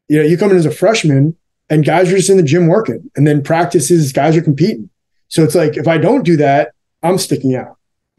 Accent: New Jersey, United States; I grew up in New Jersey, so I was coming back to the tri-state area.

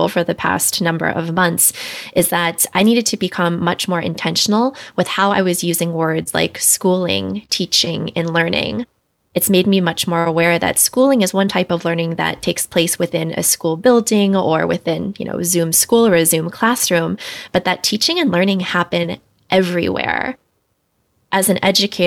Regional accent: Washington, District of Columbia, United States; moved away as an adult; also born or lived in Los Angeles; I grew up in Washington, D.C., but I went to graduate school out in Los Angeles

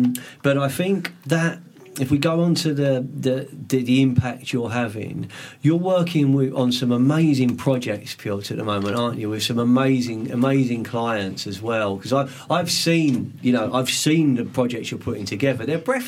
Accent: London, United Kingdom; moved away as an adult; now in Sussex, United Kingdom; I grew up in West London. I grew up in Fulham, South West 6.

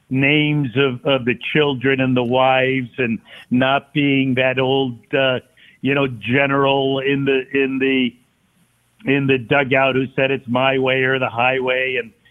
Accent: Stamford, Connecticut, United States; I was from Stamford, Connecticut.

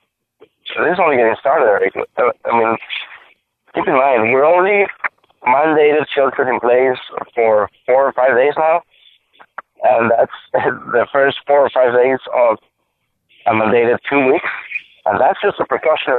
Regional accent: Monterrey, Nuevo León, Mexico; My hometown, Monterrey, Mexico

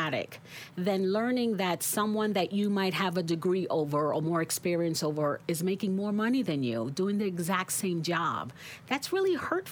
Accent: New York City, New York, United States; born and raised right here in Brooklyn.

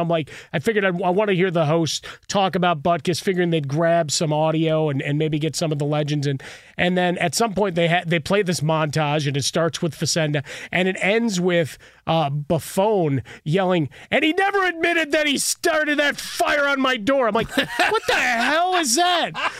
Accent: Chicago, Illinois, United States; for me, growing up in Chicago, there's certain players that have that.

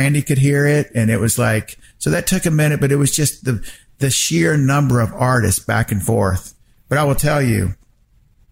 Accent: Wilmington, North Carolina, United States; moved away; I grew up in Wilmington, North Carolina

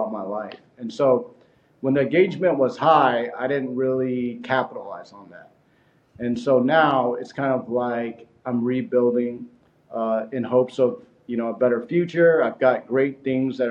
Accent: Houston, Texas, United States; we're from Houston, Texas, right? We're not from Hollywood. We didn't grow up around, you know, the people, the relationships

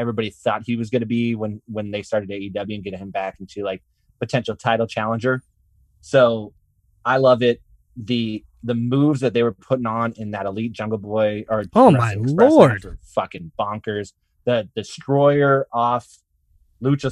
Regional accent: Canada; I'm Canadian too

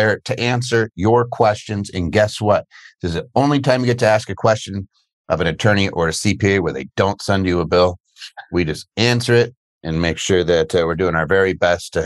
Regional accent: just outside of Philadelphia, Pennsylvania, United States; moved away; I grew up just outside of Philly

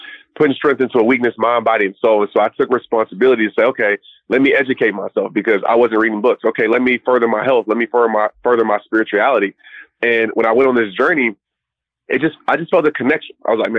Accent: Southern United States, United States; Yeah, I'm definitely South, stayed in the South, from the South, still live here

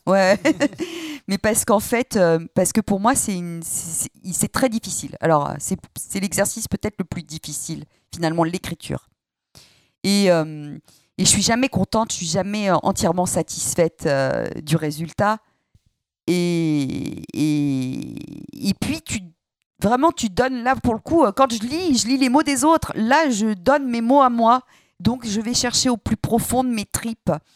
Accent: Saint-Étienne, Auvergne-Rhône-Alpes, France; en tant que stéphanoise euh, pure souche, avec euh, des arrière-grands-parents mineurs

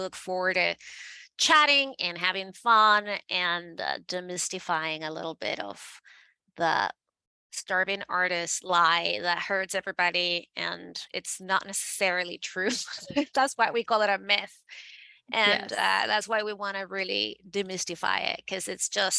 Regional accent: Venezuela; moved away as an adult; now in New York City, United States; I am born and raised in Venezuela

